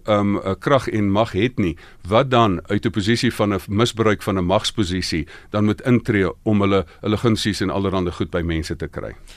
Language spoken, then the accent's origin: Afrikaans; South Africa; ek's van Suid-Afrika